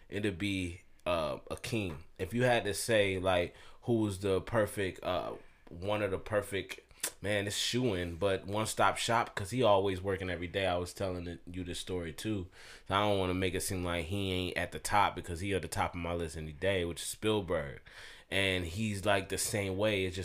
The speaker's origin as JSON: {"language": "English", "town": "Augusta", "region": "Georgia", "country": "United States", "tie": "born or raised there", "moved": "yes", "said": "I am from Augusta, born and raised, and all that. But with me being in the military, took me away from here."}